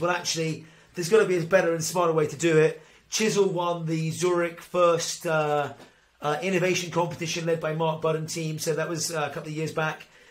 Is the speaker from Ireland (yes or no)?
yes; Ireland; As an Irishman